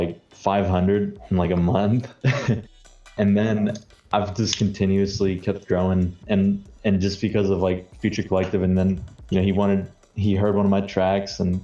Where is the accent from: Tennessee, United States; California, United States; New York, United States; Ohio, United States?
Tennessee, United States; I'm from Tennessee.